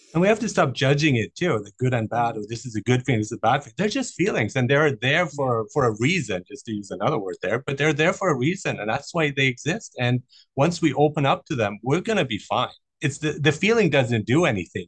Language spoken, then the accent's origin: English; Germany; moved away; I grew up in Germany